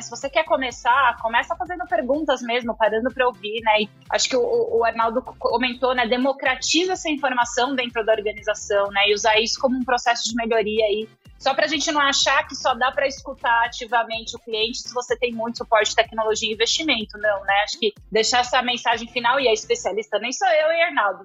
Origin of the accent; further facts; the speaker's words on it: São Paulo, Brazil; Eu sou de família italiana, sou lá da Moca, meu. Aqui em São Paulo.